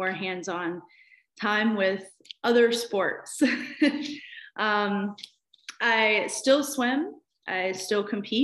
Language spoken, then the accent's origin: English; Mebane, North Carolina, United States; moved away as an adult; now in Seoul, South Korea; I grew up in North Carolina in a little small town called Mebane, right in central North Carolina between Greensboro and Raleigh